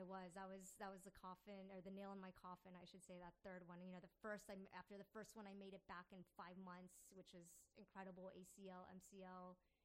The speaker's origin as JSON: {"language": "English", "town": "Falls Church", "region": "Virginia", "country": "United States", "tie": "born or raised there", "moved": "yes", "lives_now": "Richmond, United States", "said": "growing up in Tyson's Corner, Falls Church, where I grew up"}